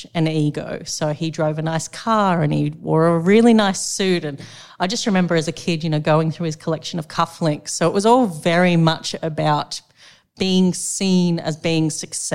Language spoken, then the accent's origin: English; Sydney, New South Wales, Australia; also born or lived in the coast (unspecified); most of my primary years were spent on the Lower North Shore in Sydney